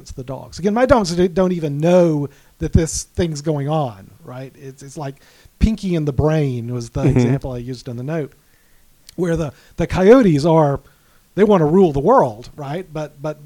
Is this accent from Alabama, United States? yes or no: yes; Alabama, United States; also born or lived in Manhattan, New York; now in Fairfield County, Connecticut, United States; my wife's from Texas. I'm from Alabama